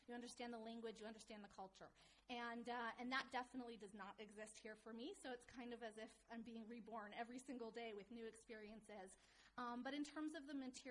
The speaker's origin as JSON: {"language": "English", "town": "Seattle", "region": "Washington", "country": "United States", "moved": "as an adult", "lives_now": "Jerusalem, Israel", "said": "a girl who comes from Seattle"}